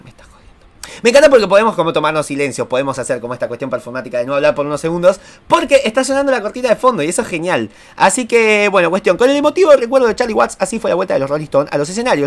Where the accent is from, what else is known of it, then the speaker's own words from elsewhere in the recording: Argentina; Acá en Argentina